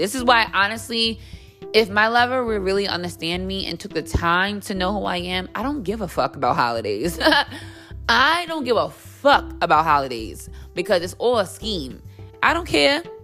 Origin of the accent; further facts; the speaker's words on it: United States; now in New York City, United States; being an American